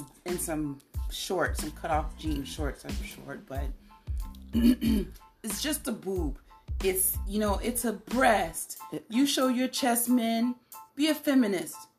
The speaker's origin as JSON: {"language": "English", "town": "Chicago", "region": "Illinois", "country": "United States", "also_born_or_lived": "Nigeria", "moved": "yes", "said": "I'm from Chicago."}